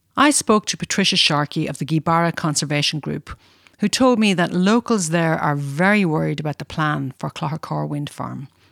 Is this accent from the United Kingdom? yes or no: no; Donegal, Ulster, Ireland; As a child growing up in Donegal